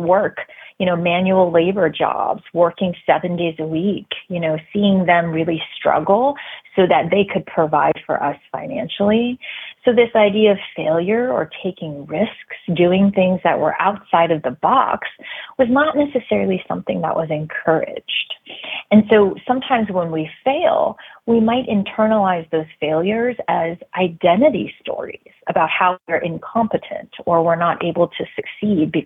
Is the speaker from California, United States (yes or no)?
no; New Jersey, United States; moved away; also born or lived in Raleigh-Durham; I grew up in New Jersey, actually. And so I grew up in an area where it was predominantly, you know, white